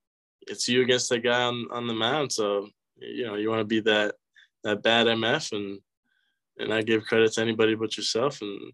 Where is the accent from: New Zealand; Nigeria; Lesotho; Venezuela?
Venezuela; also born or lived in Boynton Beach, United States / Scotland; I was born in Boynton Beach, then moved to Venezuela as soon as I turned one. And then when I was 6 years old, moved to Scotland.